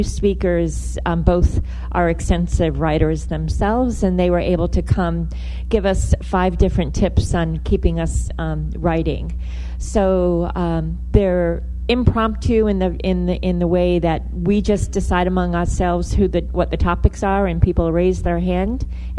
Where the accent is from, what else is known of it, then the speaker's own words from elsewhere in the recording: Rhode Island, United States; So I'm originally from Rhode Island, so I feel like I can say that.